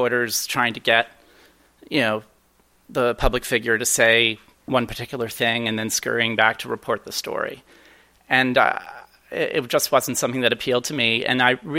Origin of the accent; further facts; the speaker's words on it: Columbia, Maryland, United States; also born or lived in Baltimore, Maryland; this is my hometown. I was born in Baltimore, moved to Columbia right before turning 5.